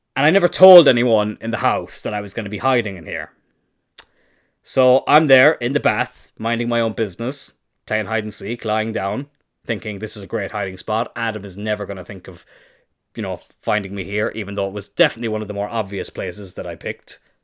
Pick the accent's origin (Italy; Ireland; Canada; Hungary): Ireland; I am Irish.